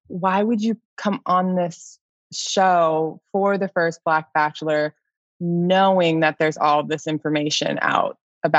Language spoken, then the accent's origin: English; Florida, United States; also born or lived in Texas; for a long part of my life, I was saying I was from Texas because that's where I had lived the longest. And then it got to a point when I was in Florida where I was like, I think I should start saying I'm from Florida now.